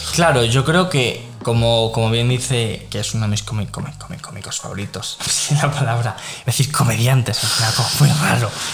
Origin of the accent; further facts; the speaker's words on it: Spain; nosotros como españoles